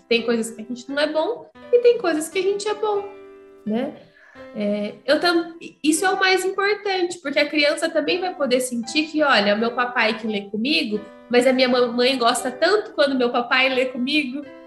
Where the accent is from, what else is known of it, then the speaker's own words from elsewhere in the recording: Ourinhos, São Paulo, Brazil; Eu sou de Ourinhos